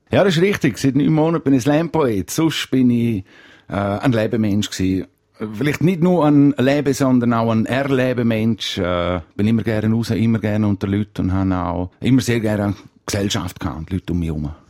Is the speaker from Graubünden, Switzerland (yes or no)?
yes; Graubünden, Switzerland; Ich als Bündner habe den Vorteil, dass ich schnell reden weil halt schon ein bisschen ein Steinbock-Bonus da ist.